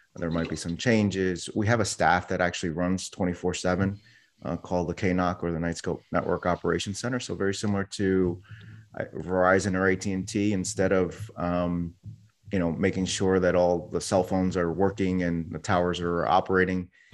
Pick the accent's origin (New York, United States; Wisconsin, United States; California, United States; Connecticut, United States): New York, United States; New York City; I was born in New York City. Someone hit my town on nine eleven